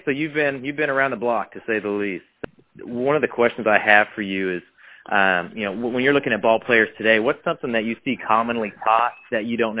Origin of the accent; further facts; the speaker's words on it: Fresno, California, United States; I'm from Fresno originally.